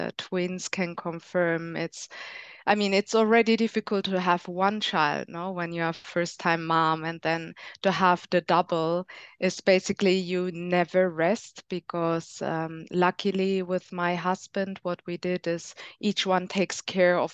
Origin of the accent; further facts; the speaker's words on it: Germany; now in Spain; I'm from Germany, but I live in Spain